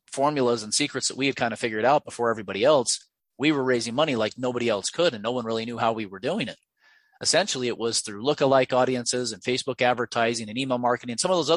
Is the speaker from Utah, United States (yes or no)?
yes; Ogden, Utah, United States; a diesel mechanic repair shop out of my hometown of Ogden, Utah